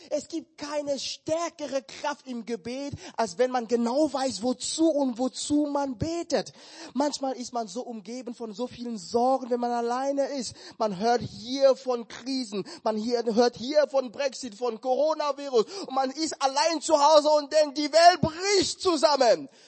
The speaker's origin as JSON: {"language": "German", "country": "Cameroon", "moved": "yes", "said": "Ich war schon seit Jahren nicht mehr in meinem Heimatland und ich kenne mein Land, aber auch nicht mehr so gut."}